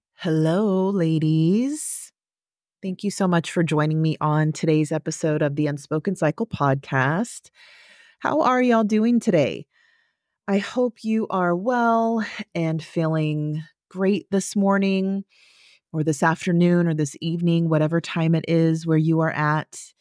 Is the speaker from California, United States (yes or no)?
yes; Central Valley, California, United States; I grew up in Central Valley, California.